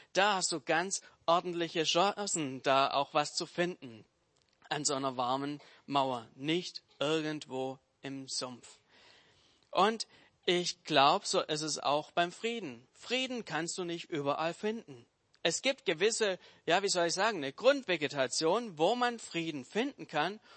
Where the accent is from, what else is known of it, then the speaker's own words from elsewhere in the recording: Swabia, Germany; Als Schwabe